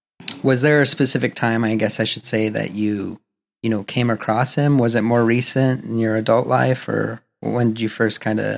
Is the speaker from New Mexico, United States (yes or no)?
yes; Albuquerque, New Mexico, United States; now in Los Angeles, United States; We all live in Los Angeles now, but I know that you and I both had the same experience of growing up in Albuquerque, New Mexico.